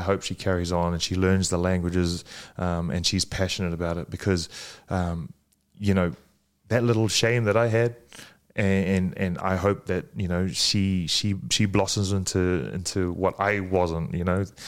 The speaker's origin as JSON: {"language": "English", "country": "Fiji", "tie": "born or raised there", "also_born_or_lived": "New Zealand", "moved": "yes", "said": "I was born in Fiji. I, I grew up speaking a little bit of Fijian, uh, moved to New Zealand"}